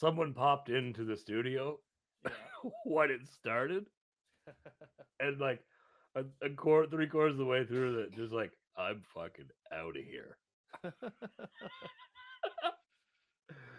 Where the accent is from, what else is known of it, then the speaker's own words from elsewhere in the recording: Toronto, Ontario, Canada; I grew up here. I was born here, and I mean, it's my hometown